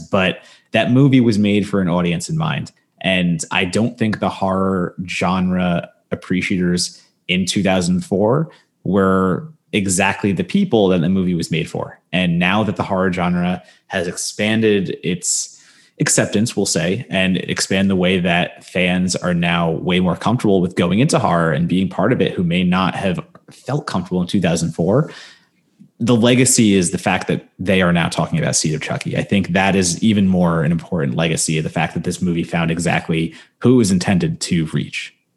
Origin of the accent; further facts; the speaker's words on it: New Jersey, United States; moved away; in Jersey, in my hometown, in my Jersey mall, there was always a Spencer's